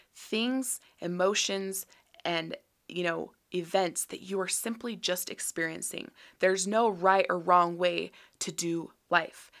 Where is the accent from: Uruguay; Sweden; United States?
United States; Utah; born and raised in Utah